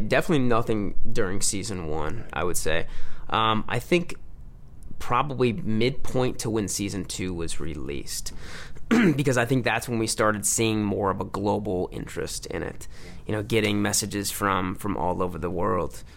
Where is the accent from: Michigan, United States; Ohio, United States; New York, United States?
Michigan, United States; Livonia; moved away; my hometown, Livonia, Michigan